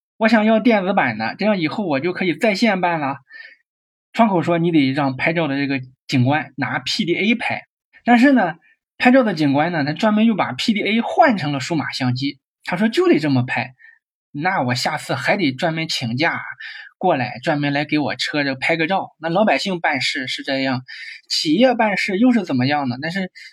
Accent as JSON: {"language": "Chinese", "region": "Shandong", "country": "China", "said": "我也是山东人"}